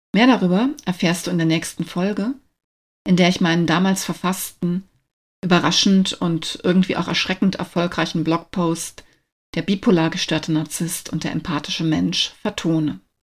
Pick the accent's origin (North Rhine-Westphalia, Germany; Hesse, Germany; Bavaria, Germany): Hesse, Germany; Wiesbaden; moved away as an adult; also born or lived in Berlin area; Seit Februar 2023 lebe und arbeite ich wieder in meiner alten Heimat Wiesbaden